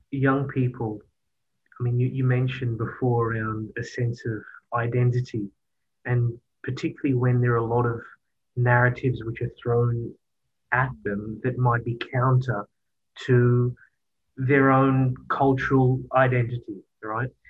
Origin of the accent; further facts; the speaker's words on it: Australia; I'm valued. I'm Australian.